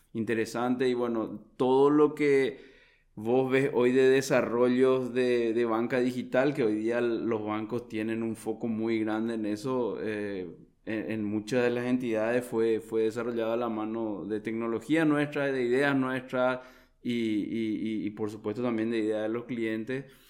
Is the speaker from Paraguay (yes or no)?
yes; Paraguay; yo soy un profesional paraguayo también